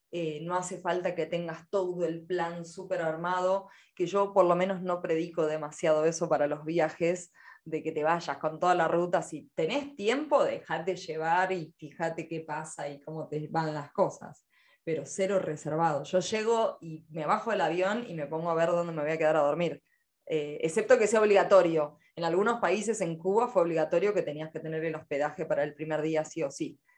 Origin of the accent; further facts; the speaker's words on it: Escobar, Buenos Aires Province, Argentina; also born or lived in Villa Gesell; Me cambio el, tipo de ciudad de donde soy, de ser escobarense a ser porteña, a ser geselina, vamos cambiando